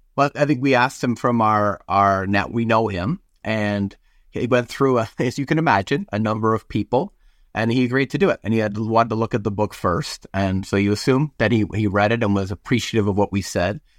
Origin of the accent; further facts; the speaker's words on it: Canada; moved away as an adult; now in United States; I'm Canadian